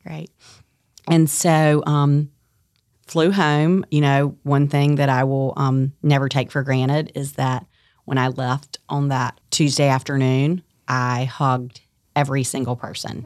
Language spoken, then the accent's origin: English; Tarboro, North Carolina, United States; moved away as an adult; also born or lived in New York City; I'm born and raised in Tarboro, North Carolina